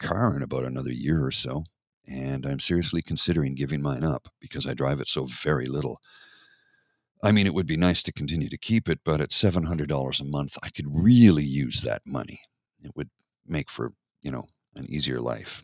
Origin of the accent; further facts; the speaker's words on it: Canada; I'm Canadian.